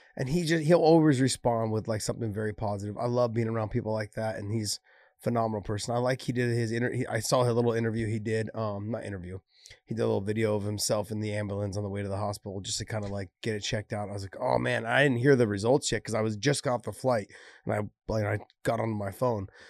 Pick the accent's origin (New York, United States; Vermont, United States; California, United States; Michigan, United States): California, United States; San Jose; also born or lived in Idaho; I was born and raised here in San Jose